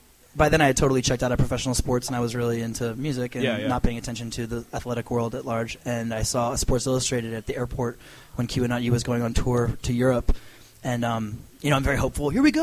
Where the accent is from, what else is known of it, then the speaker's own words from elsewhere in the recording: Annapolis, Maryland, United States; also born or lived in Washington, D.C., United States; I'm from Annapolis, Maryland.